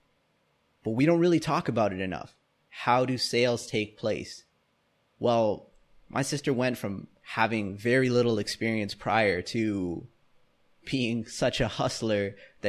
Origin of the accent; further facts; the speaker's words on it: Canada; us growing up in Canada and, you know, North America